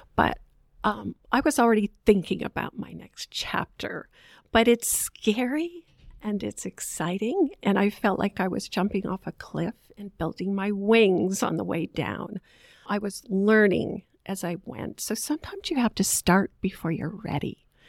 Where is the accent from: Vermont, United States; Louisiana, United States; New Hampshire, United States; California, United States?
Vermont, United States; moved away as an adult; also born or lived in Boston, Massachusetts; now in Charlotte, United States; I grew up in Vermont, Bucolic State